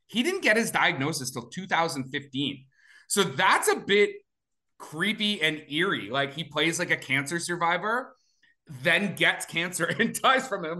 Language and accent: English; Alberta, Canada; I was born in Alberta